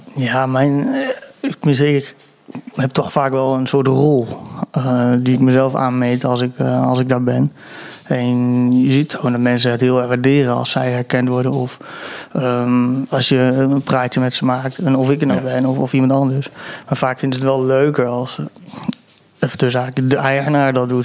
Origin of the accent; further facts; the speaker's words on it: Apeldoorn, Gelderland, Netherlands; ik kom uit Apeldoorn